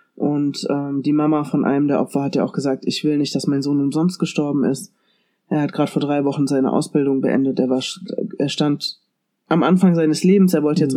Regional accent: Germany; bei uns in Deutschland

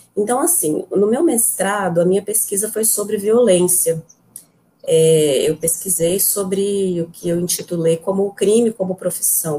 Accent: Goiânia, Goiás, Brazil; moved away as an adult; now in Porto Nacional, Brazil; Eu sou de Goiânia

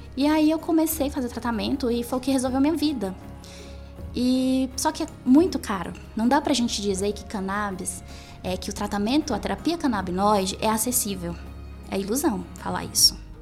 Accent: Piauí, Brazil; moved away; eu venho do Nordeste, eu venho do Piauí

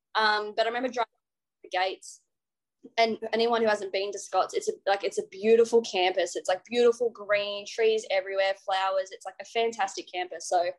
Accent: Trangie, New South Wales, Australia; Yeah, well, so we are on a farm about 25 k's out of town of Trangie, just a little block doing mostly crops. We had some stocks, we had sheep and cattle, but I loved growing up on the farm.

